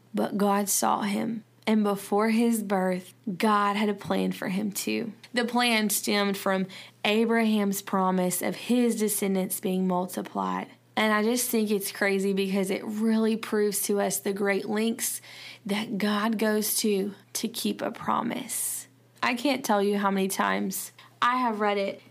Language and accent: English; the South, United States; accent: southern; my southern accent